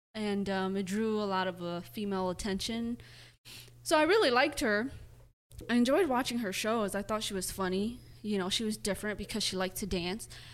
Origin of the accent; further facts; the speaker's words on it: Midwest, United States; moved away as an adult; also born or lived in Wisconsin; now in Austin, United States; we are from the Midwest